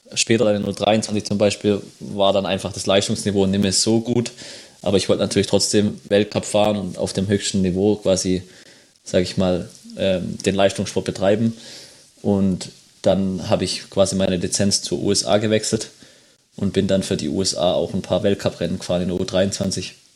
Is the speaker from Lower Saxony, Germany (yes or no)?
yes; home village near Braunschweig, Lower Saxony, Germany; bei uns zwei Kilometer von unserem oder von meinem Heimatdorf entfernt